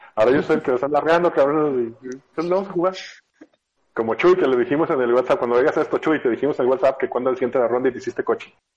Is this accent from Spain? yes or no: no; Sinaloa, Mexico; moved away; yo vengo de Sinaloa, de una época donde no había internet, entonces solo, solo había banda